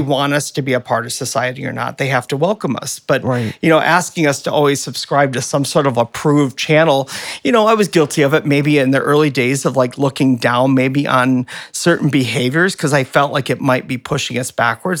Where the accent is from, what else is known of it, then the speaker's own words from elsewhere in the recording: Flint, Michigan, United States; growing up in Flint